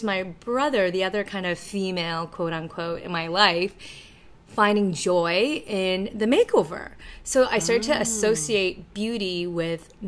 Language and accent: English; Toronto, Ontario, Canada; English is a second language; also born or lived in China; we grew up in Scarborough